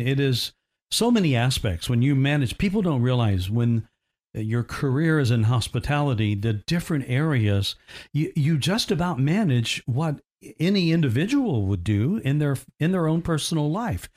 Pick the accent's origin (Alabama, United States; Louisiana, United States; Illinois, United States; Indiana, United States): Indiana, United States; I grew up in Indiana